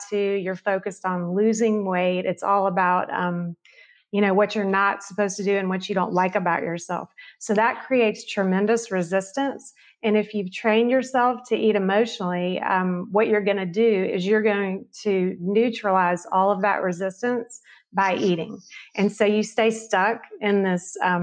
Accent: the South, United States; growing up in the South

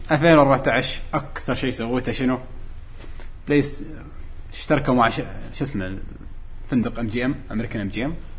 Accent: Kuwait; born or raised there

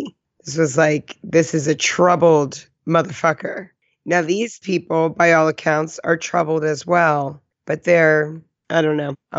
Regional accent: New Jersey, United States; accent: Jersey; now in California, United States; I mean, I've shook a lot of my Jersey accent just living in California for 7 years.

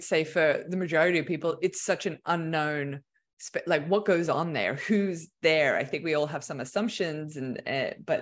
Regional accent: Australia; now in United States; I'm not American, I'm Australian

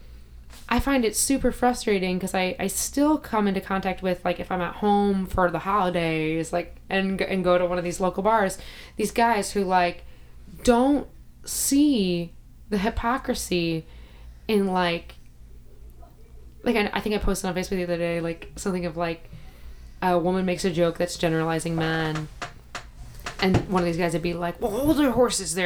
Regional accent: Northwest Indiana, United States; now in Chicago, United States; I'm from Northwest Indiana, so I'm only an hour from Chicago

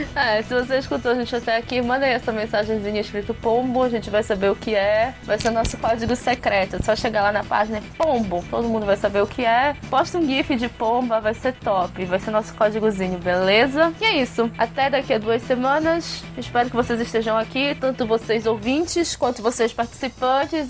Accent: Pará, Brazil; daqui do Pará

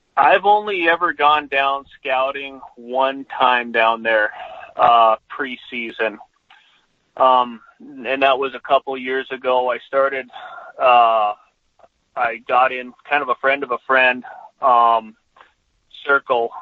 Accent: Southwest Montana, United States; growing up in Southwest Montana, I had I had plenty of access to whitetails

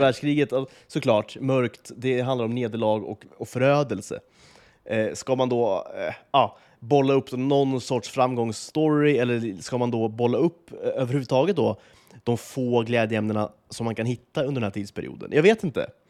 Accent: Sweden; vi lever med som svenskar

